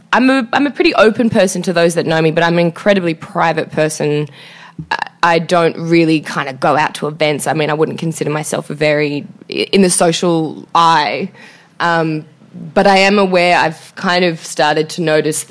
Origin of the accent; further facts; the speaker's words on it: Sydney, New South Wales, Australia; now in Los Angeles, United States; I grew up in the inner west of Sydney. I grew up in Petersham, which most people won't know, so I'll say Marrickville or Newtown